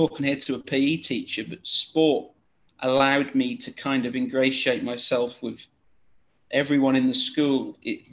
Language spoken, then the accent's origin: English; small town near Great Yarmouth, Norfolk, East of England, United Kingdom; moved away as an adult; also born or lived in Blackburn / Middle East; now in Malaysia; I come from a small town near Great Yarmouth